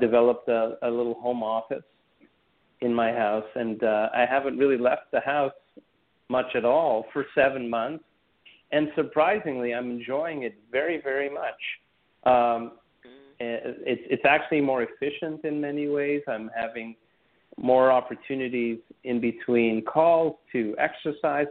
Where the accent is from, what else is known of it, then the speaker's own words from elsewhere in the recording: Montreal, Quebec, Canada; I'm Canadian uh, by background. I was born and raised in Montreal